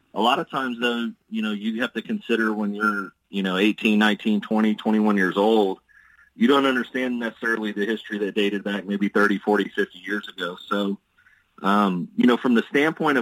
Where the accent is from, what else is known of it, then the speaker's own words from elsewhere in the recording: Houston, Texas, United States; my hometown of Houston